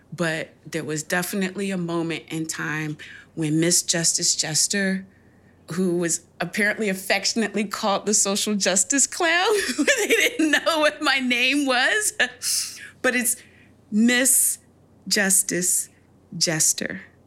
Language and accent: English; United States; I'm still an American, I'm still a black woman